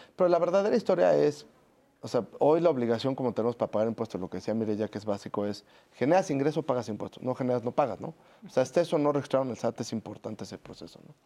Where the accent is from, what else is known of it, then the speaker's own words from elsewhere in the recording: Mexico; como mexicanos